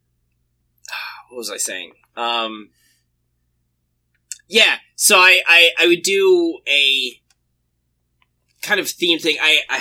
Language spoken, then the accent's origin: English; the South, United States; everywhere in the South we use it